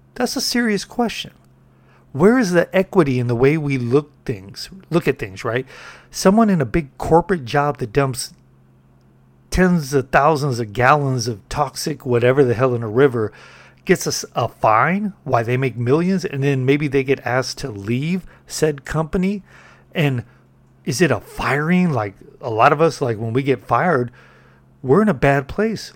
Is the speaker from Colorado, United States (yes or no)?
no; California, United States; I'm from Cali